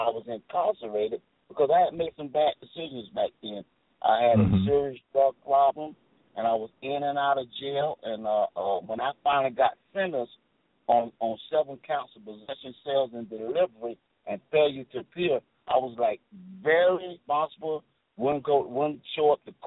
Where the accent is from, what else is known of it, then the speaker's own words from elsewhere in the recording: Tampa, Florida, United States; moved away as an adult; also born or lived in New York; I'm originally from Tampa, Florida